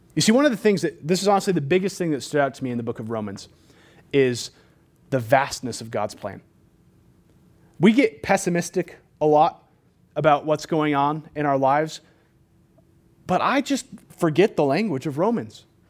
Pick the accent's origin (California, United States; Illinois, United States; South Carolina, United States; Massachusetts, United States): California, United States; moved away; I'm from California.